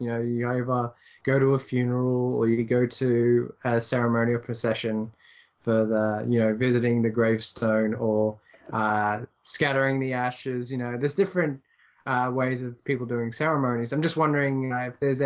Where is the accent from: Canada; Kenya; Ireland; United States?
Ireland; me being Irish